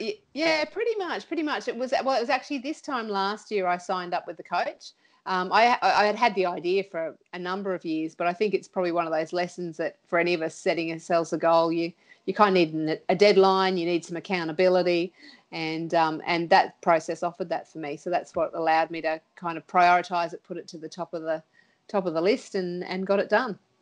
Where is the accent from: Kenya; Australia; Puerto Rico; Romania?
Australia; Sunshine Coast, Queensland; moved away as an adult; now in Townsville, Australia; I grew up on the Sunshine Coast